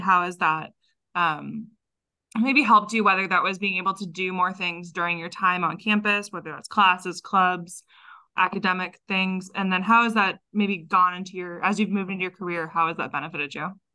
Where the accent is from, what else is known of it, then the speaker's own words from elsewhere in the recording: Texas, United States; moved away; I grew up in Texas